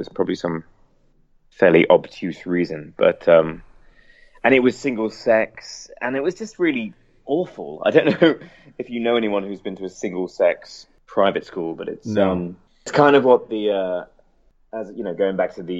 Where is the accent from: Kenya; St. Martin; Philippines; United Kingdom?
United Kingdom; now in Los Angeles, United States; I'm a big fan of curries. I mean, I'm British, so we have it. We have curry houses everywhere. So it's quite strange coming here and it not being the case.